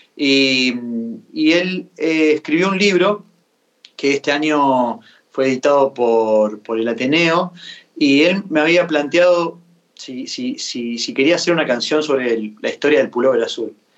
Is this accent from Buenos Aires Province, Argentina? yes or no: no; Santa Fe, Argentina; Y Fede es un amigo de mi pueblo, es bien santafesina la canción, porque León este, Fede, yo, todo allá